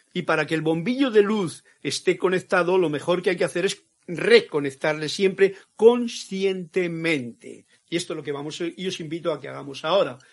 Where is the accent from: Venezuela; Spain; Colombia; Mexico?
Spain; Castile; mi tierra, castellano